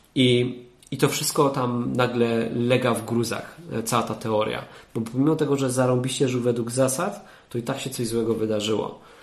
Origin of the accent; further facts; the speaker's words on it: Katowice, Silesian Voivodeship, Poland; now in Sopot, Poland; Ja jestem z Katowic